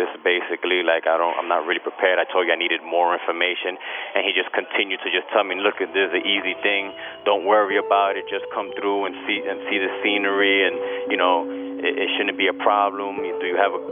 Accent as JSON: {"language": "English", "town": "New York City", "region": "New York", "country": "United States", "said": "I'm from Brooklyn, New York"}